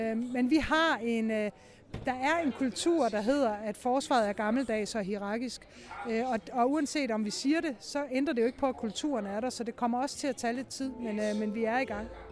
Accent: Denmark

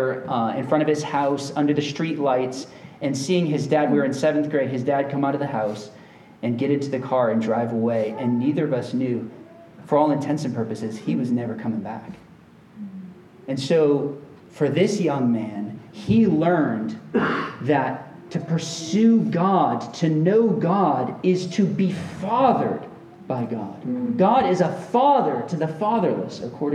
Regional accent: Central Florida, United States; we grew up together in Central Florida

